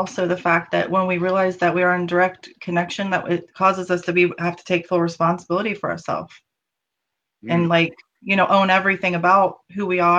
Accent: the South, United States; I grew up in the South where there was a lot of racism

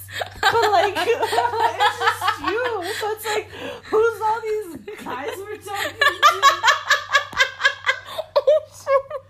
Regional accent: El Paso, Texas, United States; moved away as an adult; now in Austin, United States; well, we're from El Paso.

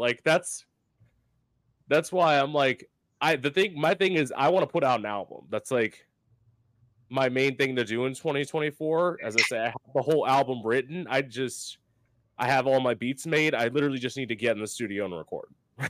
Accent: Florida, United States; I live in Florida now. I've lived in Florida my whole life.

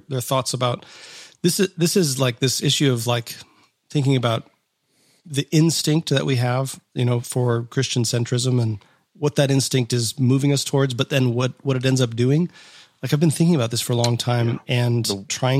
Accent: Fairmont, Minnesota, United States; I was born in Minneapolis and lived most of my life in a little town called Fairmont.

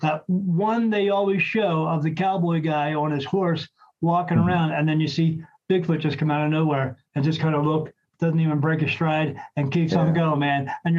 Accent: National Park, New Jersey, United States; moved away; I was actually from South Jersey, a little town called National Park, right across from the, right at the Delaware River, across from Philadelphia.

